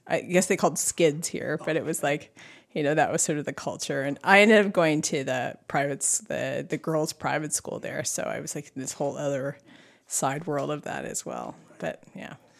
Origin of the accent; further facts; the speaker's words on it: Duncan, British Columbia, Canada; I grew up there. I was born and raised there